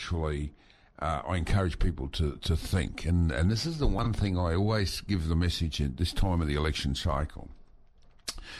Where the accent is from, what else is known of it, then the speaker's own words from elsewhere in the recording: Mareeba, Queensland, Australia; I grew up in Mareeba, many of my school friends were Indigenous.